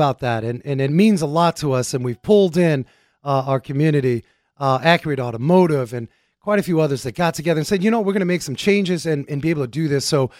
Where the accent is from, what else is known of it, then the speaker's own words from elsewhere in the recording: Germany; born there; Well, you know I was born in Germany, so I'm very intimate Deutschlander Frankfurters.